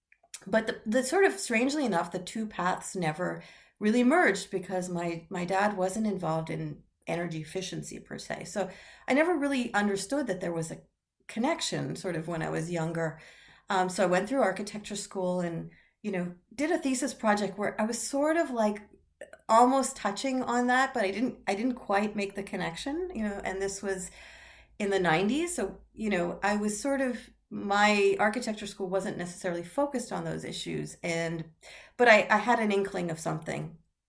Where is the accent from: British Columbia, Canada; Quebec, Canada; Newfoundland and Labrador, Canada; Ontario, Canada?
Quebec, Canada; Montreal; I grew up in a household where my father and stepmother were pretty deep environmentalists when I was growing up in Montreal, Canada.